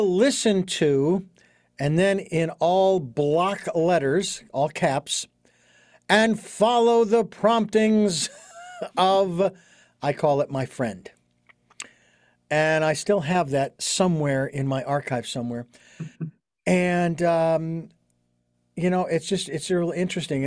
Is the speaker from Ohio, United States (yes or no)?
no; Phoenix, Arizona, United States; moved away; I was living in Phoenix, my hometown